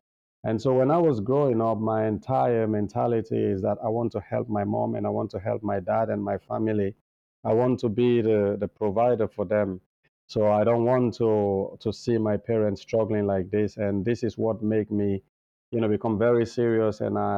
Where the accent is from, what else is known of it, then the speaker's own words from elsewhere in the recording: Freetown, Western Area, Sierra Leone; growing up, being born poor in a little place in Freetown called Tembe Town, because I was born in Sierra Leone in 1982.